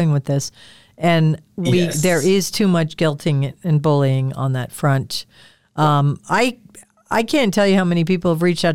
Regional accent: Midwest, United States; I grew up in the Midwest.

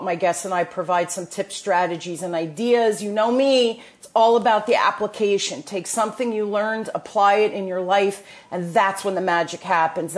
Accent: New Jersey, United States; accent: Jersey; my Jersey accent

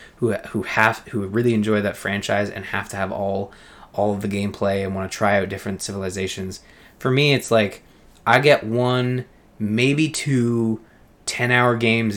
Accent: Canada; being Canadian

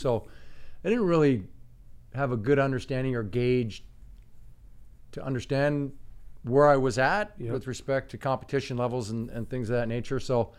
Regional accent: Dryden, Ontario, Canada; Yeah, no, I grew up in small town Canada, Dryden, Ontario, thriving metropolis of about 7,000 strong right now.

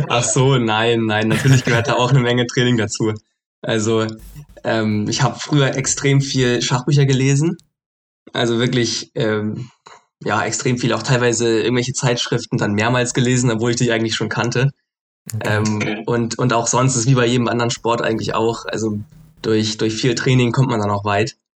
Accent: Hamburg, Germany; moved away as an adult; now in Frankfurt, Germany; ich komme ja ursprünglich aus Hamburg, aber bin jetzt gerade in Frankfurt

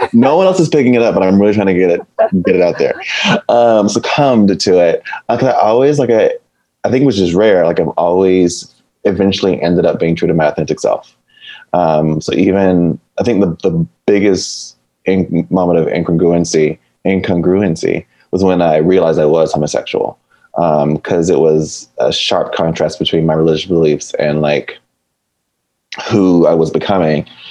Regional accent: Fayetteville, Georgia, United States; moved away as an adult; now in Los Angeles, United States; Originally, I'm from Fayetteville, Georgia

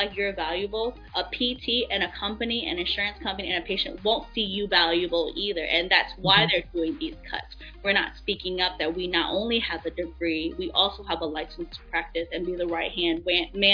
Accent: D.C., Virginia, United States; I am from Virginia, born and raised right outside of Washington, D.C.

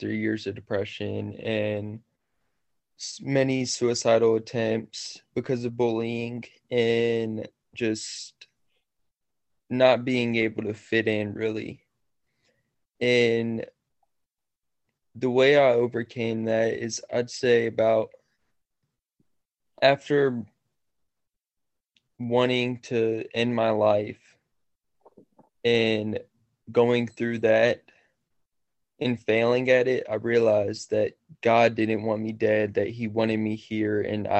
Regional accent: Staunton, Virginia, United States; I'm from Stanton, Virginia

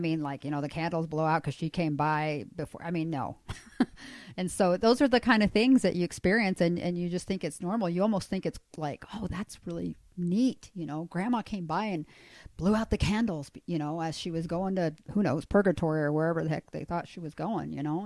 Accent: Chile; moved away; I'm actually from Chile. I was born in South America.

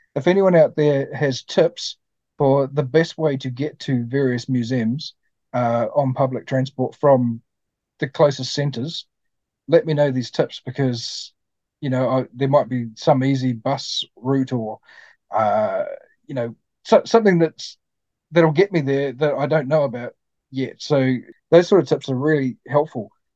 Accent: New Zealand; a Kiwi like me.

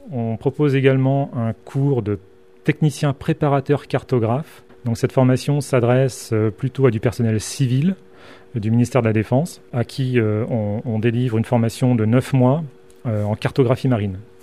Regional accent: Côte d’Ivoire; moved away as an adult; je viens de la Côte d'Ivoire.

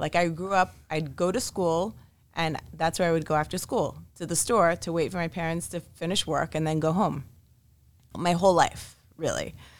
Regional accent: Montreal, Quebec, Canada; also born or lived in Israel; So we moved a lot as a child. I was born in Israel and by the age of 3, moved to Montreal, Canada.

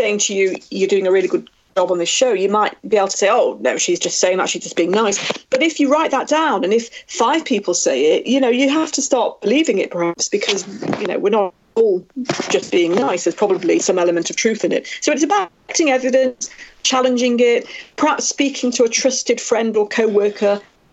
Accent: Manchester, North West England, United Kingdom; the Manchester Arena bomb 2 years ago in my hometown

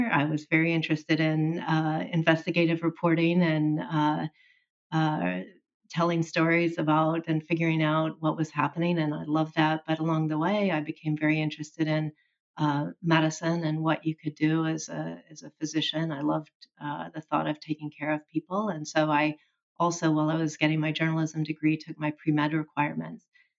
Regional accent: Oklahoma, United States; Well, it was all I knew for a significant part of my early life into adulthood.

